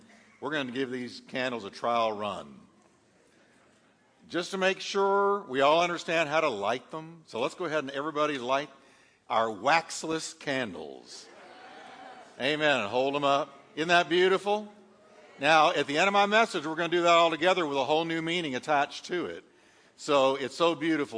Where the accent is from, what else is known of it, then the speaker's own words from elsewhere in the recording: New York, United States; moved away; I'm from New York